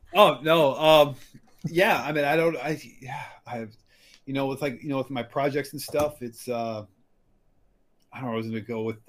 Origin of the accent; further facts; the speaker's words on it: Iowa, United States; I'm from Iowa, and like the pig pigs here are a huge thing